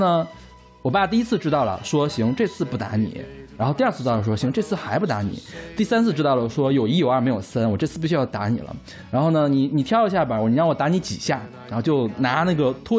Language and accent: Chinese; Northeast China, China; 我在东北长大的嘛，东北那边的计划生育是做的最好的，而且我妈妈是管计划生育工作的，所以我们那儿绝对不会有家里有两个小孩的这种状况。